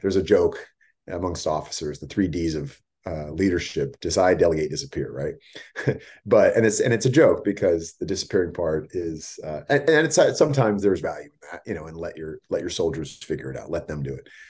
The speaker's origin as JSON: {"language": "English", "area": "Bay Area", "region": "California", "country": "United States", "tie": "born or raised there", "also_born_or_lived": "San Diego / Los Angeles", "said": "I grew up in the Bay Area"}